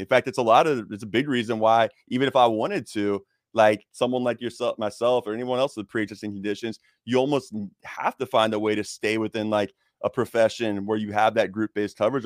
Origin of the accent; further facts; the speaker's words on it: Jacksonville, Florida, United States; I was coaching inner city high school football in Jacksonville, Florida, my hometown